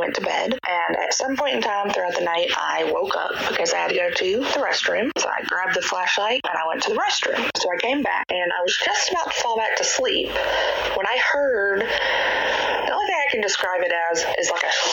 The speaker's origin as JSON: {"language": "English", "region": "Georgia", "country": "United States", "said": "I'm from Georgia."}